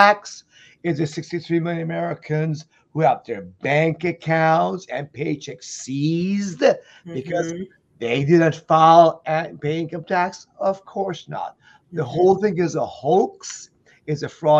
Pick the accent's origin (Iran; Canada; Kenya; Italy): Iran; now in United States; I'm an immigrant from Iran who came here in 1977